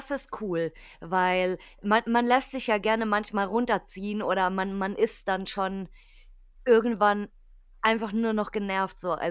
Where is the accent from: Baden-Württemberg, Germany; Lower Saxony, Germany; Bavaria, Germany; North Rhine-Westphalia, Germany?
Bavaria, Germany; Weil bei uns in Bayern ist ja hier ganz klassisch, hier König Ludwig und so, Schloss